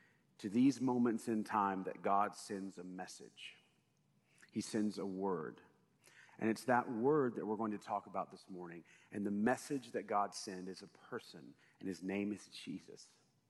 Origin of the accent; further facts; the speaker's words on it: United States; as an American